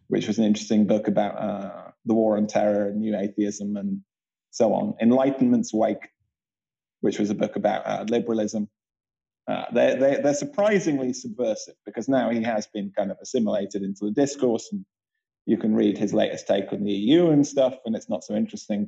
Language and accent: English; Bath, South West England, United Kingdom; Bath, where I grew up in England